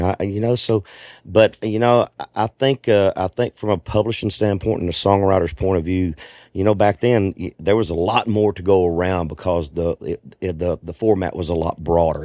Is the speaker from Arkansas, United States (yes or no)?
yes; Arkansas, United States; I grew up in Arkansas, so I'm a Razorback fan